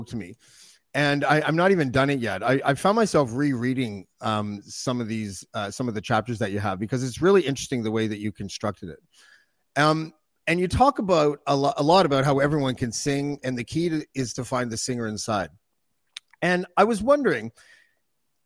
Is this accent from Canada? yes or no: yes; Whitby, Ontario, Canada; I'm from Whitby